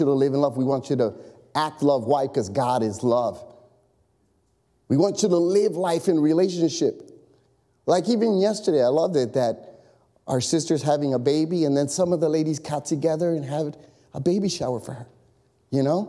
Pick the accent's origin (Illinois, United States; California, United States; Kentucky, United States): Illinois, United States; Chicago; I grew up in Chicago.